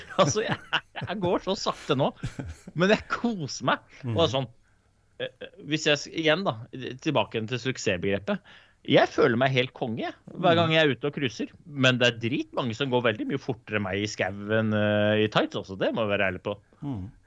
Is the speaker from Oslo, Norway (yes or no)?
yes; Oslo, Norway; jeg kanskje ikke er norsk. Eh, jeg er født og oppvokst i Groruddalen, så jeg er sikkert påvirka andre kulturer.